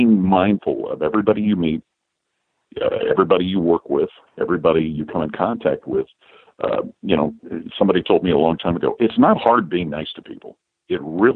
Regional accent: Cincinnati, Ohio, United States; moved away as an adult; also born or lived in Detroit, Michigan / Washington, D.C.; returned home to Cincinnati, my hometown

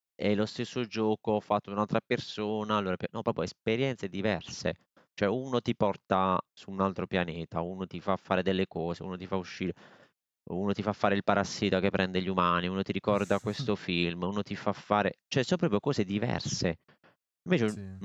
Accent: Bari, Apulia, Italy; io sono di Bari

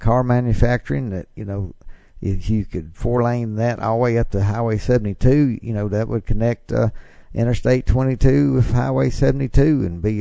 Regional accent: Ripley, Mississippi, United States; I grew up in Ripley

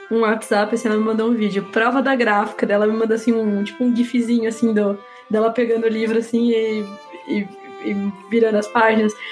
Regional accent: Campinas, São Paulo, Brazil; eu sou do interior, tô sempre por São Paulo, eu sou de Campinas.

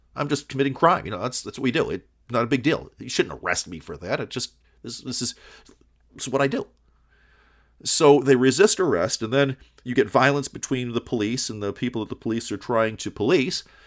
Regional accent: Kalamazoo, Michigan, United States; also born or lived in Detroit, Michigan; I grew up in Kalamazoo, Michigan

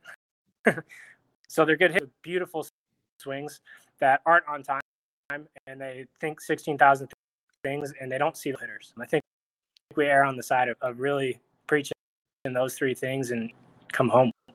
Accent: just outside of Los Angeles, California, United States; I grew up in just outside of Los Angeles

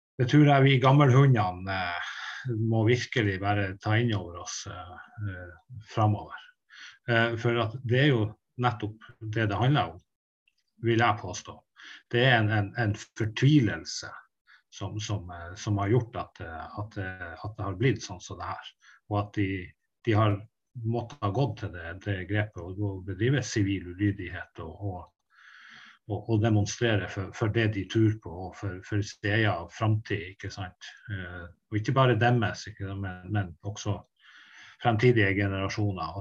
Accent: Tysfjord, Nordland, Norway; Jeg er fra Tysfjorden

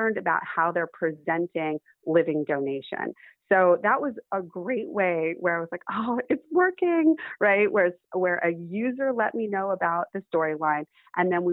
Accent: Los Angeles, California, United States; I grew up in Hollywood.

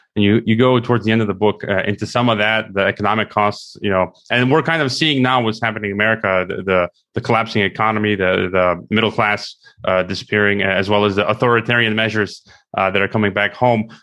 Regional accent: United States; now in Mexico; I'm an American.

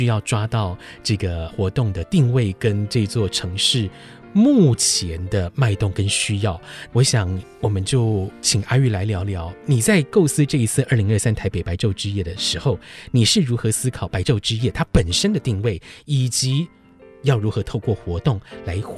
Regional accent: Taiwan; 同时也展现出我们台湾人对整个世界的关怀，以及自由、包容跟开放这样的特质。

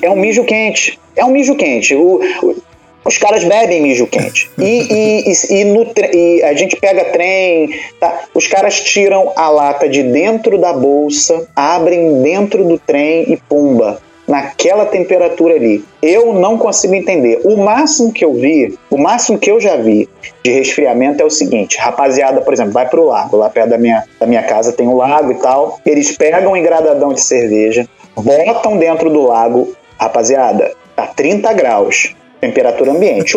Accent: Niterói, Rio de Janeiro, Brazil; moved away as an adult; now in Germany; sou de Niterói, né? Eu sou de cidade grande e tal

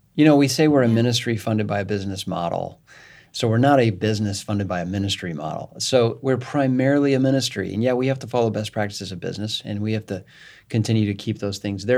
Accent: Northern Illinois, United States; I came from Northern Illinois

